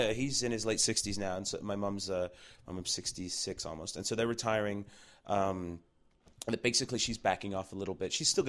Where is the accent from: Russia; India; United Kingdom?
United Kingdom; England; …, and then they toured all over Europe because we're from England, right?